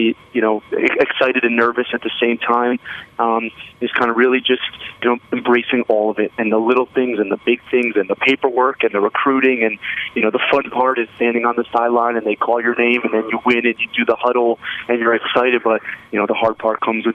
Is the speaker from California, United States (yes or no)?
no; East Brunswick, New Jersey, United States; also born or lived in Scotland; I grew up in East Brunswick, New Jersey, about 10 minutes from Rutgers University.